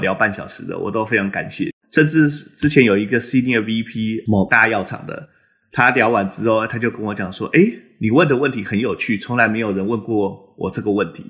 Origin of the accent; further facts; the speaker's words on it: Taiwan; moved away as an adult; now in Boston, United States; 我毕竟都在台湾长大嘛，所以我其实不太了解美国的职场文化